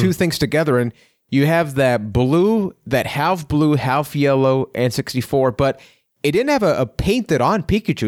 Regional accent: Puerto Rico; I'm from Puerto Rico

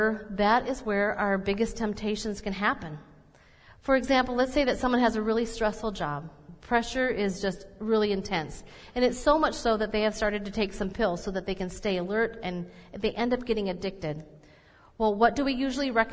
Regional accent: Minnesota, United States; I'm Minnesotan or that I'm mainly German

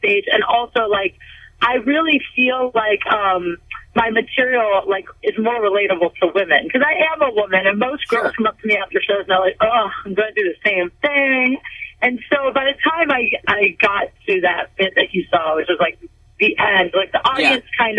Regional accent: Canton, Ohio, United States; I'm from Canton

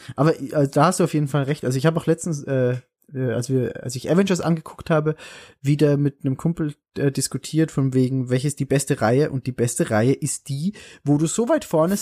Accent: Salzburg, Austria; bei, bei uns in Salzburg

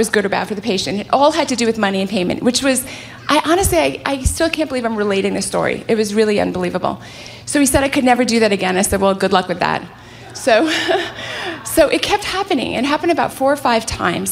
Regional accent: California, United States; I hail from California

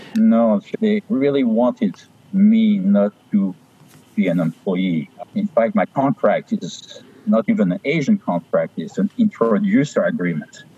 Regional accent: Paris, Île-de-France, France; moved away; I was born in Paris. I spent my youth in Paris

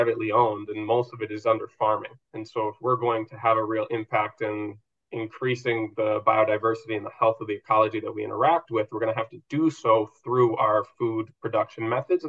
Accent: Minnesota, United States; moved away as an adult; now in Spain; I've lived all over, but I grew up mostly in Minnesota

